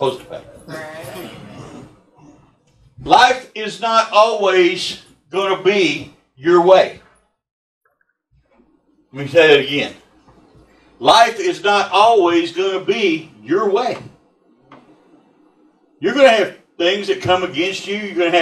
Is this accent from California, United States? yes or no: no; Texas, United States; I'm from Texas